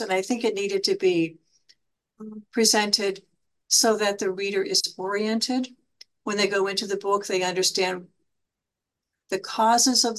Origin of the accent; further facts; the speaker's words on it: Johnstown, Pennsylvania, United States; I'm from Johnstown, Pennsylvania